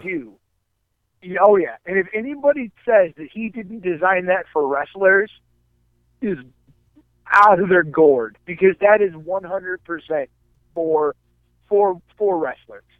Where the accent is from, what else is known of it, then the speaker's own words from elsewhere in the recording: Akron, Ohio, United States; I grew up in Akron, Ohio area